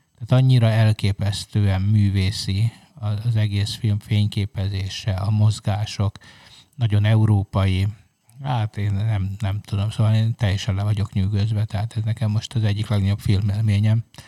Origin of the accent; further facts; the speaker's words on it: Hungary; egy jelentéktelen kis ország vagyunk